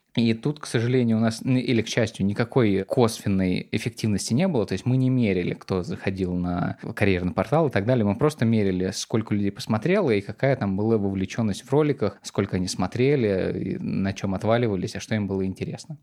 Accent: Volgograd, Volgograd Oblast, Russia; now in Saint Petersburg, Russia; я парень из Волгограда, из окраины Волгограда, который переехал в Петербург и устроился в Газпром

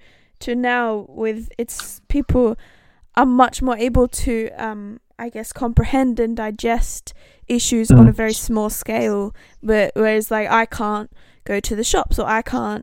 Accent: Australia; moved away; as an Australian

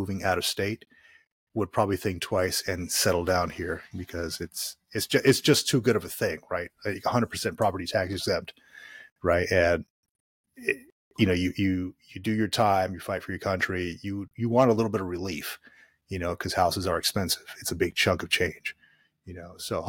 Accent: Florida, United States; You know, I grew up in Florida. There's no property taxes.

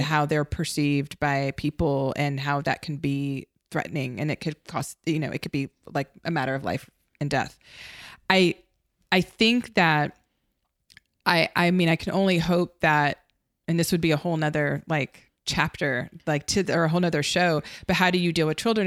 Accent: United States; as an American, um, and as a filmmaker

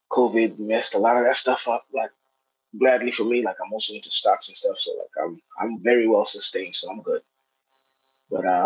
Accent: Kenya; now in United States; my accent changed, the way I looked, the way I dressed, I had braids. Um, you know, I also played sports and basketball and stuff like that. So it's like culturally I was not. I was at no point attacked. Like I really like I knew I was Kenyan. My parents are Kenyan.

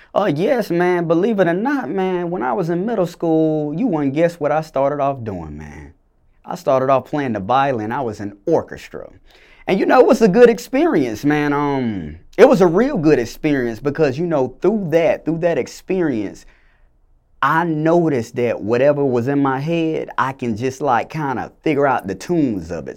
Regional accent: Clayton County, Georgia, United States; also born or lived in Macon, Georgia; originally I was born in Macon, Georgia, but I was raised in, uh, Clayton County, you know, the south side of the metro area of Atlanta

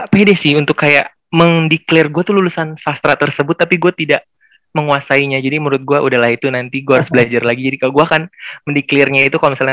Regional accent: Bekasi, West Java, Indonesia; gue anak Bekasi kebetulan lahir di Bekasi sampai sekarang gede juga di Bekasi

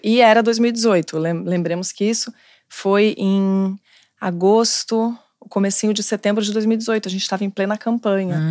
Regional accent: São Paulo, Brazil; moved away as an adult; now in Rio de Janeiro, Brazil; E sou de São Paulo, mas moro aqui no Rio

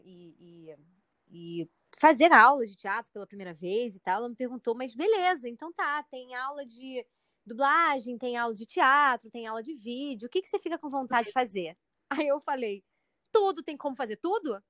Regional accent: Rio de Janeiro, Brazil; eu sou do Rio de Janeiro

